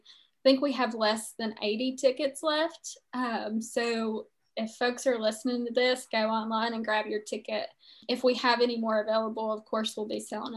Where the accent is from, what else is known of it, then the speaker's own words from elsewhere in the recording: Wyoming County, West Virginia, United States; now in Wayne County, United States; I grew up in Wyoming County, about 5 minutes from Mingo County line, about 10 minutes from the McDowell County line. So I grew up in this tri-county area in southern West Virginia, have family, you know, in both of those counties. Roots in both of those counties.